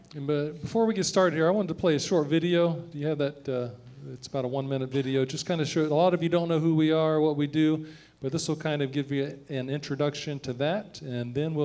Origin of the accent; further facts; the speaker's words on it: Central Florida, United States; I was born and raised in Central Florida